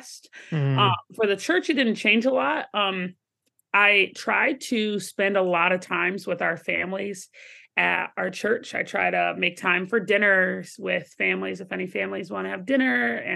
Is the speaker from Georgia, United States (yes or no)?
yes; Atlanta, Georgia, United States; growing up in Atlanta, Georgia and the South, like it was a lot of yes, ma'am